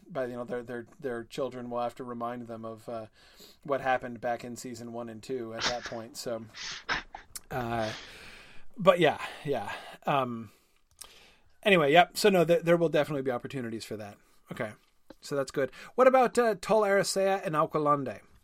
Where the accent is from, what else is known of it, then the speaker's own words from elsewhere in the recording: New England, United States; I grew up in New England